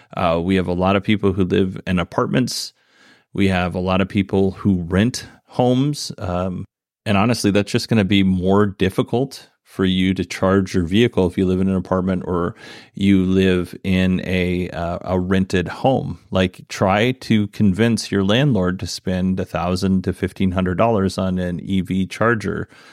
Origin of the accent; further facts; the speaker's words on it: Alaska, United States; moved away; also born or lived in Idaho; the community that I grew up in, in Alaska.